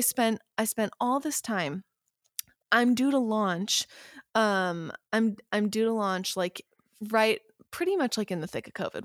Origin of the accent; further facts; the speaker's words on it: Midwest, United States; also born or lived in Vermont; now in Los Angeles, United States; I am, originally, I'm a Midwesterner